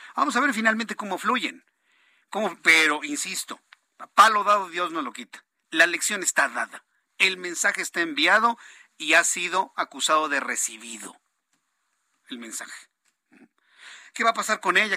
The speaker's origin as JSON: {"language": "Spanish", "country": "Mexico", "said": "somos muchos mexicanos"}